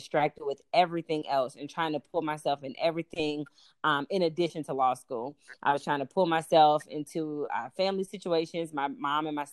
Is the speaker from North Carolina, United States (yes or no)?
yes; Durham, North Carolina, United States; moved away as an adult; also born or lived in Chicago; now in North Carolina, United States; I'm a girl from Durham. I was born and raised in Durham, actually raised close to Grove Park area, East Durham area.